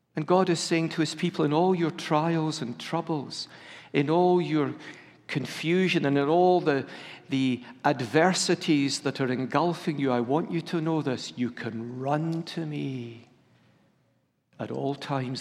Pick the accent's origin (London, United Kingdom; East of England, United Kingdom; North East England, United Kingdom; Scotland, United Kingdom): Scotland, United Kingdom; I'm a Scot who's part of the United Kingdom